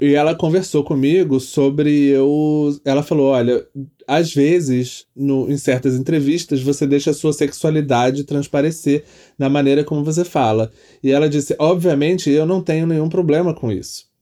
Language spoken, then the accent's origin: Portuguese; Petrópolis, Rio de Janeiro, Brazil; moved away as an adult; eu sou de Petrópolis, né? Eu cresci em Petrópolis, que é no interior do Rio